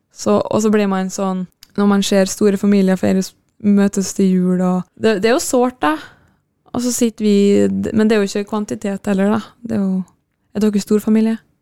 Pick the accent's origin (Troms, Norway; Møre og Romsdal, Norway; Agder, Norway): Møre og Romsdal, Norway; Kristiansund; moved away; når jeg er hjemme i Kristiansund